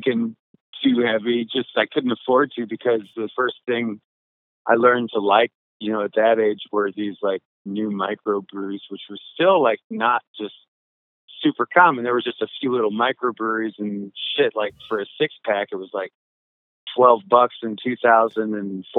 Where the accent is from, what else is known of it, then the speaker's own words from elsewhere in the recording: Angola, Indiana, United States; also born or lived in Olympia, Washington / Bloomington, Indiana; I grew up in Angola going to like high school here